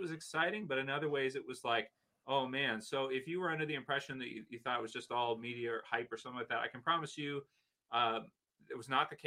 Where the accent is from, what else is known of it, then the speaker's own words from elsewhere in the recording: Canada; from living here, being Canadian